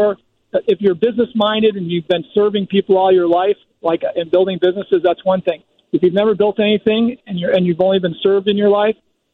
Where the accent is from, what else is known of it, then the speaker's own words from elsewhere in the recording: Chicagoland area, Illinois, United States; also born or lived in Lake County, Illinois / McHenry County, Illinois; I'm from the Chicagoland area